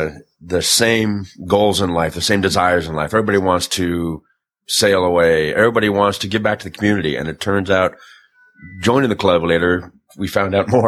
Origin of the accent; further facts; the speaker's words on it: Redondo Beach, California, United States; now in Atlanta, United States; Redondo Beach, California. I basically grew up surfing